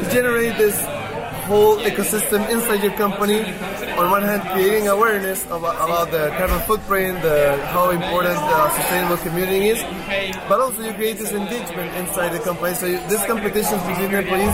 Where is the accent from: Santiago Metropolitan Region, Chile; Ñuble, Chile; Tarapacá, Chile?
Santiago Metropolitan Region, Chile; Santiago; I'm from Santiago, from Chile, and it's a very, very polluted city